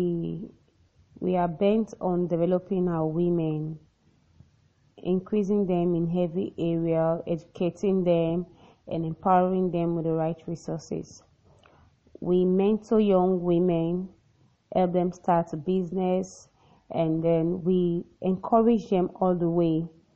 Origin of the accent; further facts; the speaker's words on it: the South region, southern Nigeria, Nigeria; I'm from Nigeria, I hail from the South region